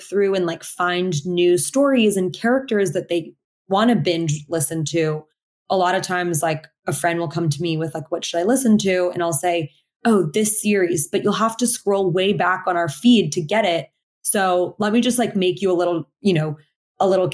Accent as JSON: {"language": "English", "town": "Portland", "region": "Oregon", "country": "United States", "tie": "born or raised there", "said": "I grew up in Portland, Oregon, mostly in like predominantly Caucasian classrooms."}